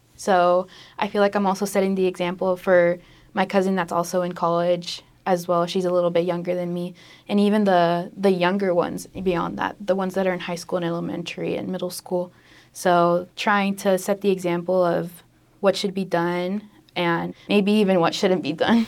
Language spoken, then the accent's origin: English; Tulsa, Oklahoma, United States; my hometown of Tulsa